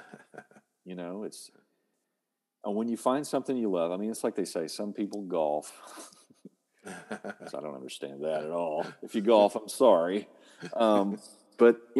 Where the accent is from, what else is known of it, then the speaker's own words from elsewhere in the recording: Oklahoma, United States; I'm from Oklahoma